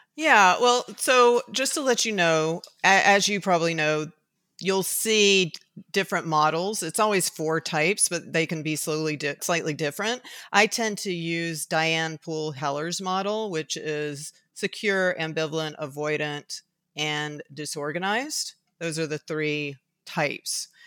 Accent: Tuscaloosa, Alabama, United States; moved away; I was raised for certain reasons in Tuscaloosa, Alabama. So I was raised in the Deep South

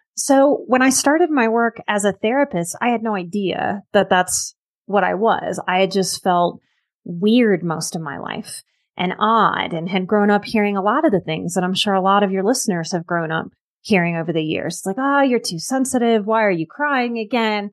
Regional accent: New Orleans, Louisiana, United States; moved away; I'm from New Orleans, which is like the vice drinking capital of the entire planet.

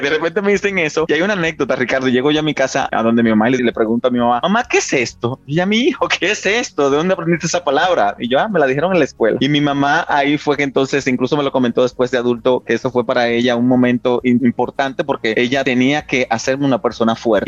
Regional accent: San Cristóbal, Dominican Republic; moved away as an adult; now in Mexico; Nací en San Cristóbal. Nací en un campo de San Cristóbal. Yo soy campesino

